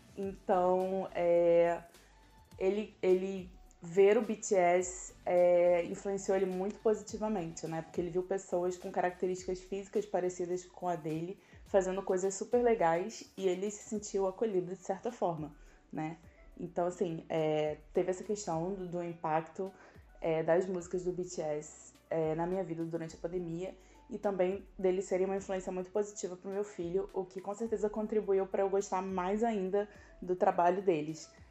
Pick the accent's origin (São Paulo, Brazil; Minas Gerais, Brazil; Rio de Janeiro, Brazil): Rio de Janeiro, Brazil; eu tenho 36 anos e eu sou do Rio de Janeiro